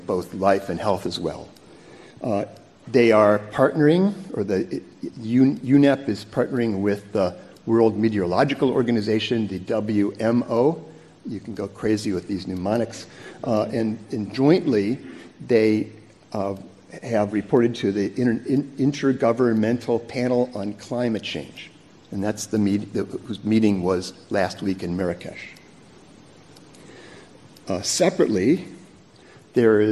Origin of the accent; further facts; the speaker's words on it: United States; being an American